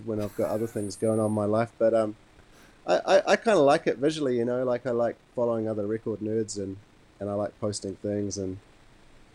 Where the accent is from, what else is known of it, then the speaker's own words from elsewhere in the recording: Wellington, New Zealand; also born or lived in Montreal, Canada; I was born in Montreal, Canada, but I was raised in Wellington.